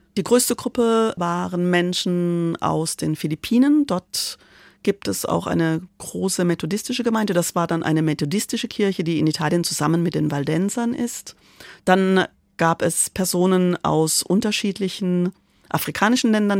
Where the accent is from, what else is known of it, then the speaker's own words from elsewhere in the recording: Karlsruhe, Baden-Württemberg, Germany; moved away as an adult; also born or lived in Prali, Italy / Milan, Italy; ich bin in Karlsruhe groß geworden